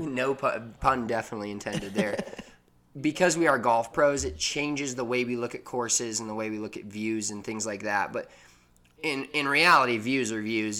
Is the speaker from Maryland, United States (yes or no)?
no; Denver, Colorado, United States; we're both from Denver